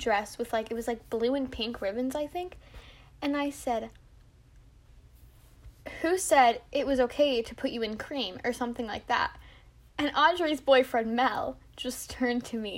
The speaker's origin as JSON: {"language": "English", "country": "United Kingdom", "said": "I'm British"}